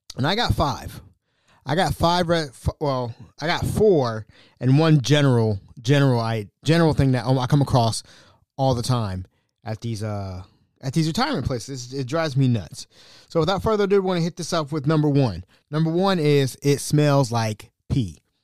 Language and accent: English; Hamilton, Ohio, United States; I'm from Hamilton, Ohio, right? I'm from Hamilton